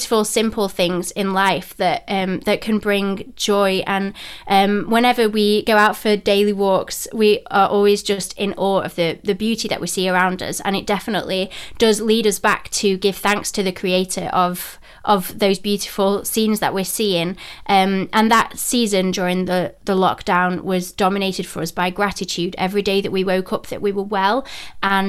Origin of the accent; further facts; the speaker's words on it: Rotherham, Yorkshire and the Humber, United Kingdom; accent: Yorkshire twang; moved away as an adult; also born or lived in North Carolina / Sheffield; now in Cornwall, United Kingdom; I'm from Yorkshire, so I'm from Rotherham near Sheffield.